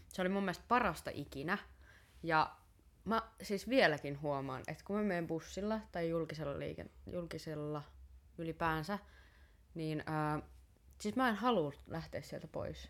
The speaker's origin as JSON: {"language": "Finnish", "town": "Tampere", "region": "Pirkanmaa", "country": "Finland", "said": "koska mä oon Tampereelta"}